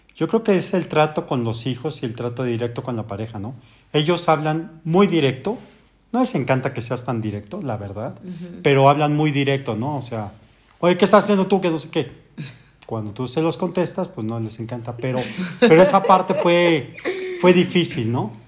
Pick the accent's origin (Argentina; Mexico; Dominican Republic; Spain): Mexico; como buen mexicano